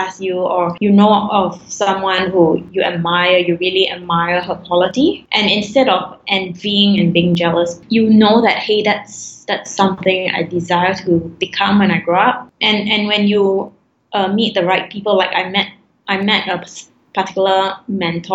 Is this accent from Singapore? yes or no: yes; Singapore; I'm Singaporean Chinese